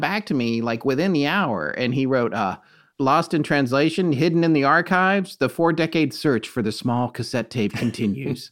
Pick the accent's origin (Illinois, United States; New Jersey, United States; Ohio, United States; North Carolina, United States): North Carolina, United States; right here in my home state of North Carolina.